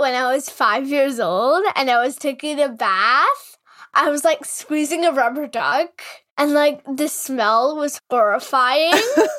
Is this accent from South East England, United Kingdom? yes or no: yes; Oxford, South East England, United Kingdom; born there; now in New York, United States; I was actually born in England, but now I live in New York. I was born in Oxford.